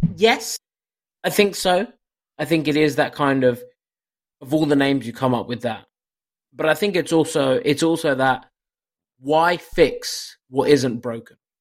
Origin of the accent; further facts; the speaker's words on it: United Kingdom; as a Brit